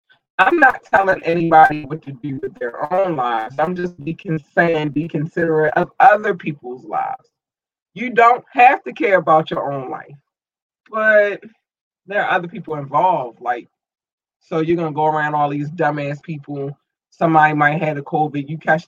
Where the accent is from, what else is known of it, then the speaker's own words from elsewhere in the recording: United States; United States, above all, my home country.